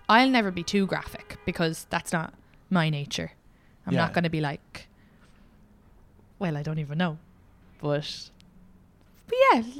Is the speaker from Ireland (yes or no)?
yes; County Kildare, Ireland; I'm from Kildare.